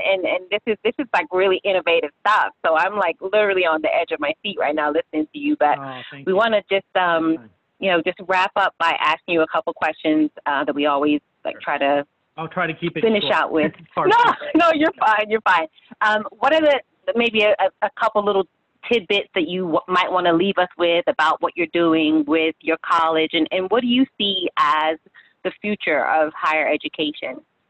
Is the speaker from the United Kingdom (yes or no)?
yes; Peckham, London, United Kingdom; I'm from Southeast London.